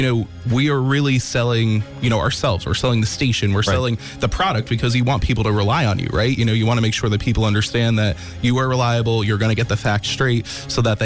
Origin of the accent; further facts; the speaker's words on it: the Poconos, Pennsylvania, United States; also born or lived in New Jersey / Wilkes-Barre, Pennsylvania; my parents and I, we moved from New Jersey in 2002 up into the Poconos. So I grew up there, not too far from the Tannersville outlets.